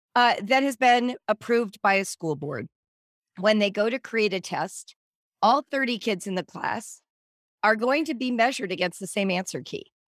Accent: Southern California, United States; also born or lived in Central Africa / North Africa; I grew up in Southern California.

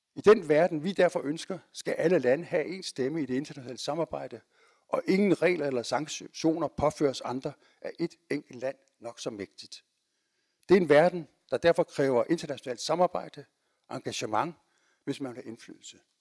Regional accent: Denmark

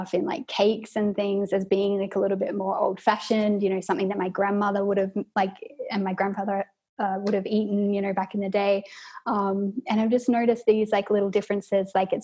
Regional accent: Australia; moved away as an adult; now in Vienna, Austria; I'm an Australian currently living in Vienna, Austria.

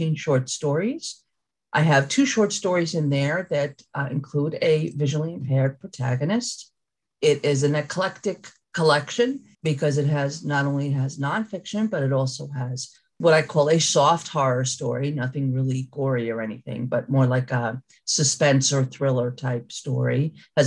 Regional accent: New Rochelle, New York, United States; I'm from New Rochelle, New York

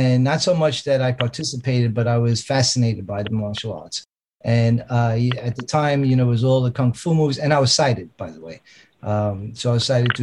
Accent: New York City, New York, United States; also born or lived in Long Island, New York; I was born in the Bronx, and we moved out to Long Island when I was 13 years old

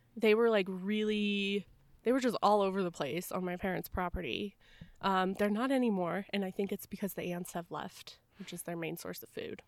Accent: Tucson, Arizona, United States; I grew up in Tucson, Arizona, where there's just desert everywhere

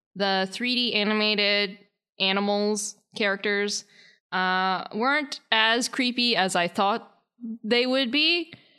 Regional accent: Charlotte, North Carolina, United States; moved away; Charlotte is, uh, kinda like my hometown, or it's at least where I lived before here.

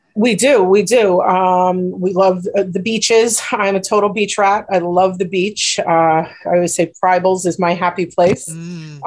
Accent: New York City, New York, United States; now in Glen Cove, United States; I grew up in Bayside, so Bayside's the North Shore too. So right. even though we're Queens

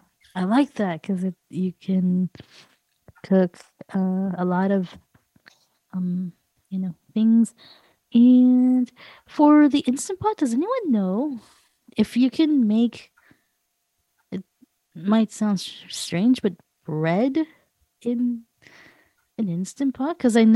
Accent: Los Angeles, California, United States; from Los Angeles, California.

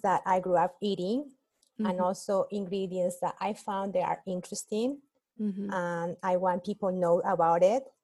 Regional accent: Cusco, Peru; now in United States; business in my hometown in Cusco

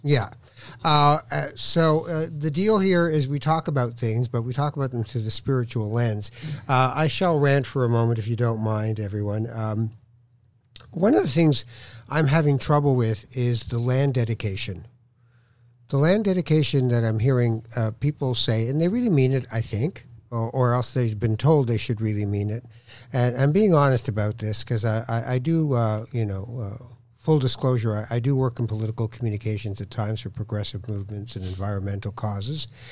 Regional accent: Toronto, Ontario, Canada; also born or lived in Morocco / Edmonton / Winnipeg; I had always lived in Toronto uh, growing up when we came from Morocco

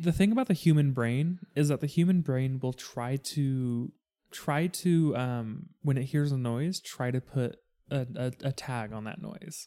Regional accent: United States; me being an American

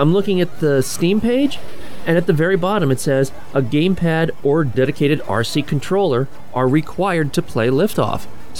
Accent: United States; I mean, I'm an American.

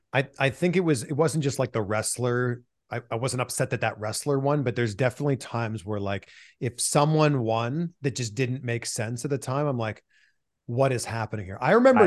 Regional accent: Canada; I mean, I'm from Canada. The Mountie's just a pure baby face to me.

